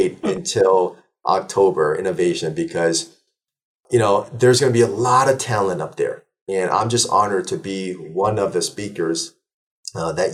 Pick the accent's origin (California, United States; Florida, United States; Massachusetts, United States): California, United States; Burbank; also born or lived in Seoul, South Korea; So I was born in 79 in Seoul, Korea, moved out here in 84 when I was 5 years old. Then I settled down in Burbank, California